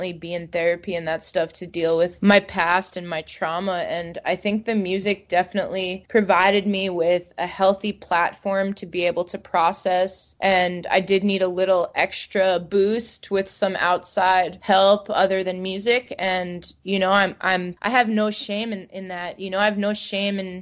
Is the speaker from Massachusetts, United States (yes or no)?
no; Long Island, New York, United States; my growing up on Long Island